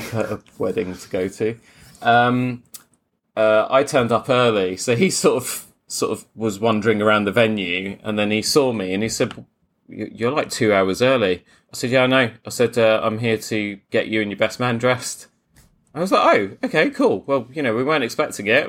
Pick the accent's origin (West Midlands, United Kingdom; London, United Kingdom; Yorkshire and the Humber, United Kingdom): London, United Kingdom; Croydon; I am from Croydon, so we do say espresso